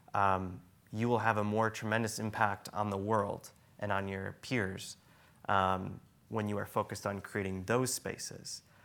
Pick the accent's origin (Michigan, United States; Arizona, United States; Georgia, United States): Michigan, United States; Traverse City; I grew up in Traverse City, Michigan